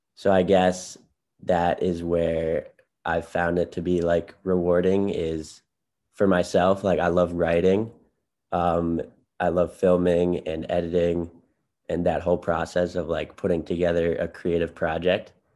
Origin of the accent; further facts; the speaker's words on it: Chicago, Illinois, United States; I'm from Chicago, Illinois in the city